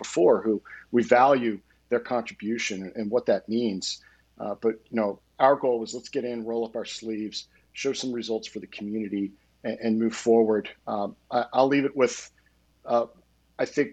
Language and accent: English; Bucks County, Pennsylvania, United States; moved away as an adult; also born or lived in Quakertown, Pennsylvania; now in Montgomery County, Pennsylvania; I was raised in Bucks County, lived there after we got married, started my career in Lower Bucks, lived in Central Bucks, you know, grew up in Upper Bucks.